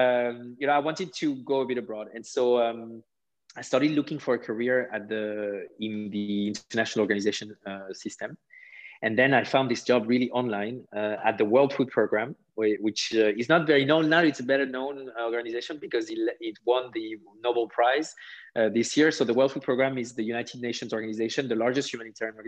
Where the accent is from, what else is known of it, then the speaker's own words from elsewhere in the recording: southwest France, France; English is a second language; moved away as an adult; now in Germany; I grew up in France. You know, I come from a very humble family in the southwest of France